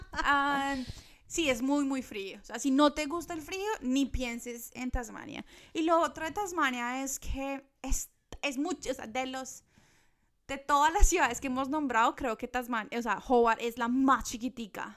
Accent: Ibagué, Tolima, Colombia; now in Australia; Ibagué es de donde somos nosotras, que es un pueblo, no un pueblo, una ciudad pequeña en Colombia

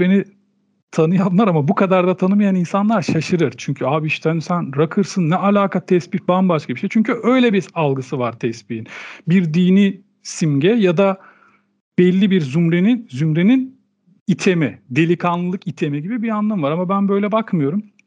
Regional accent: Turkey; Bu ülkede doğdum, bu ülkenin kültürüyle büyüdüm.

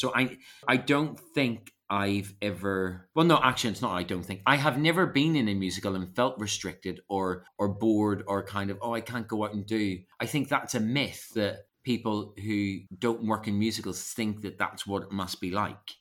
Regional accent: Belfast, Northern Ireland, United Kingdom; moved away as an adult; also born or lived in Epsom / London; I grew up in Belfast doing lots of youth theatre

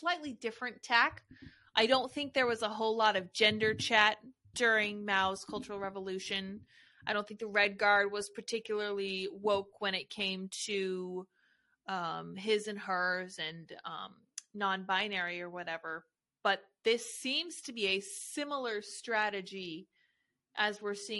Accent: Colorado, United States; I am from Colorado

